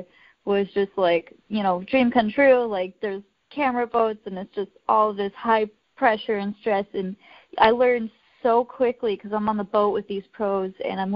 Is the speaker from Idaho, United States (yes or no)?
yes; Idaho, United States; I grew up in Idaho